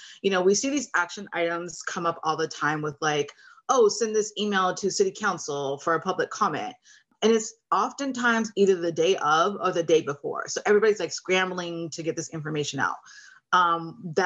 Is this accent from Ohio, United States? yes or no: no; Oxnard, California, United States; now in Thousand Oaks, United States; I grew up in Oxnard, California. So I'm not too far from home, living in Thousand Oaks, Conejo Valley area now